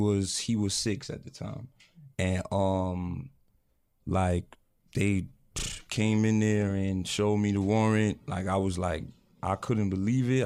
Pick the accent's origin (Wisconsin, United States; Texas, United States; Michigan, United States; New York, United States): New York, United States; New York City; moved away as an adult; also born or lived in Connecticut; Now we're from New York